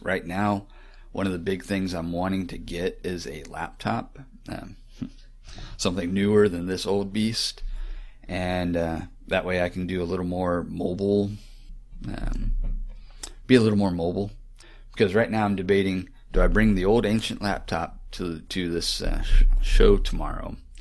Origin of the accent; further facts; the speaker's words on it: Florida, United States; moved away; also born or lived in Texas; growing up in Florida